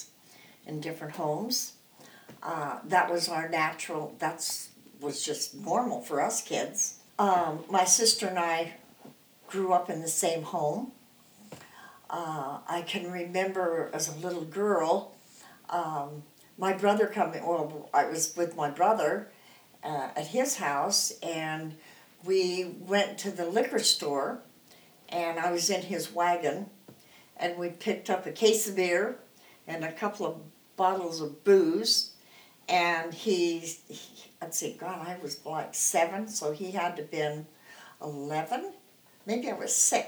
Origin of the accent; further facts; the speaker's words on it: Rock Springs, Wyoming, United States; moved away; also born or lived in Phoenix, Arizona; I was raised in Rock Springs, Wyoming. I was born in Rock Springs, Wyoming.